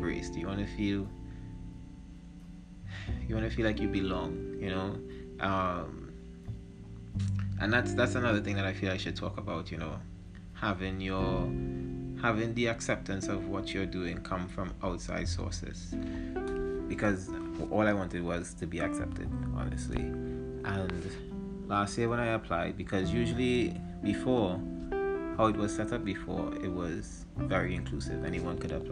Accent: Trinidad & Tobago; I'm a Trinidadian hip-hop artist

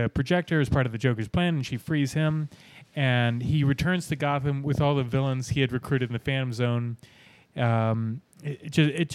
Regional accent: Virginia, United States; I'm from Virginia

